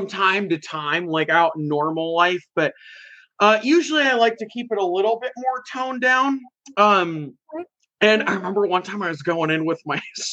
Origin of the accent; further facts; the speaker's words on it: Puyallup, Washington, United States; I live in Puyallup, Washington. So they're just it's in my hometown.